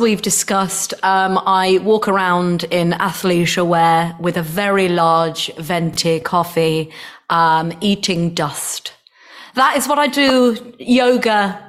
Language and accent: English; Nuneaton, West Midlands, United Kingdom; now in United States; Yeah, I would watch the sunset from Mount Judd. Those that are from Nuneaton will know